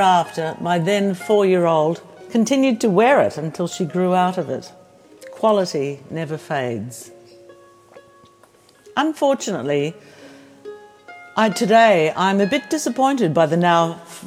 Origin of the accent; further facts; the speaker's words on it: Australia; also born or lived in Pozzuoli, Italy; I am Australian